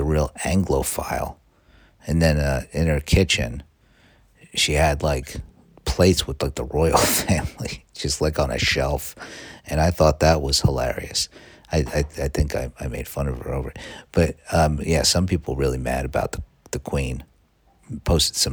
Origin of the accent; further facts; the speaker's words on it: United States; I'm an American.